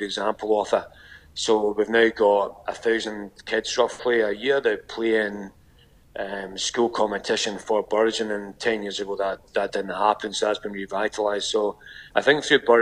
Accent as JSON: {"language": "English", "region": "Scotland", "country": "United Kingdom", "moved": "as an adult", "lives_now": "Canberra, Australia", "said": "as a Scottish person"}